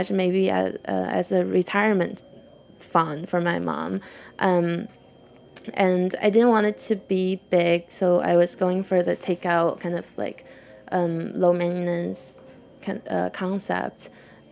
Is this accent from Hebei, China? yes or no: yes; Tangshan, Hebei, China; now in New York, United States; I grew up in Tangshan, which is about 2 hours from Beijing, so I'm from the north.